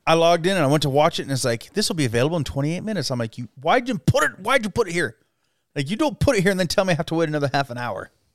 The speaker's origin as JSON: {"language": "English", "town": "Twin Falls", "region": "Idaho", "country": "United States", "tie": "born or raised there", "said": "I grew up in the Twin Falls area"}